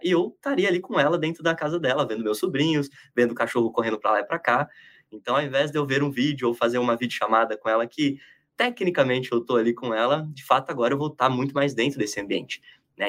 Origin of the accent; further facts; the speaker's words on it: Palmital, São Paulo, Brazil; now in São Paulo, Brazil; Mas eu sou do interior do estado, lá na divisa com o Paraná, quase né? Uma cidadezinha chamada Palmital, de 20 mil habitantes